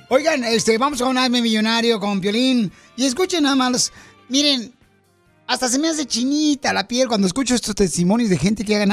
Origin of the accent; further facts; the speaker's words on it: Chihuahua, Mexico; Nací en Chihuahua, Chihuahua.